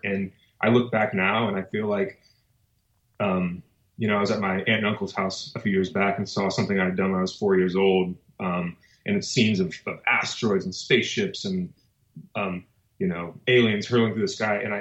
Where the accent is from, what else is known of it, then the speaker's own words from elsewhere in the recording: Mulvane, Kansas, United States; moved away as an adult; also born or lived in Brooklyn, New York; now in New York, United States; I grew up in Kansas, a small town called Mulvane, Kansas.